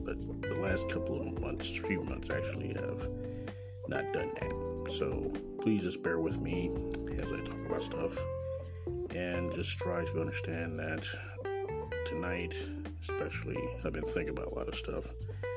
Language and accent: English; Kansas City, Missouri, United States; born or raised there